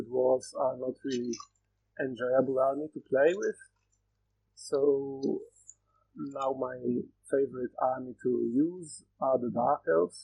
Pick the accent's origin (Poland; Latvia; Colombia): Poland; I'm from Poland